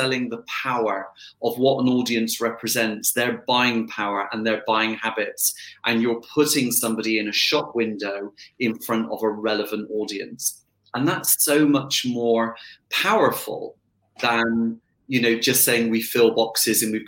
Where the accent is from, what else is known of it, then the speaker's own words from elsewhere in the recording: Bath, South West England, United Kingdom; also born or lived in Bristol; I was brought up in Bristol, moved to Bath very, very quickly